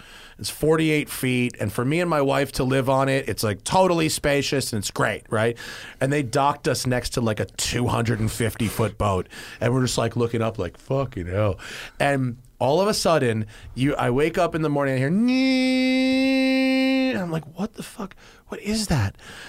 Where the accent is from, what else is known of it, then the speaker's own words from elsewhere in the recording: Nantucket, Massachusetts, United States; because growing up in Nantucket, to see all those boats in the harbor, walking the docks with like my dad